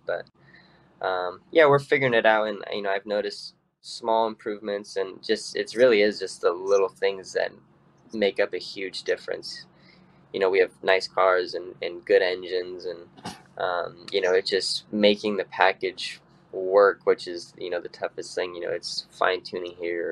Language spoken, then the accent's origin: English; California, United States; growing up in California